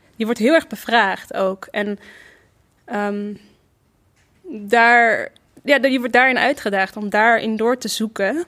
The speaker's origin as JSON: {"language": "Dutch", "town": "Rotterdam", "region": "South Holland", "country": "Netherlands", "tie": "born or raised there", "also_born_or_lived": "Amsterdam", "said": "ik kom uit Rotterdam. Ik ben daar ook geboren"}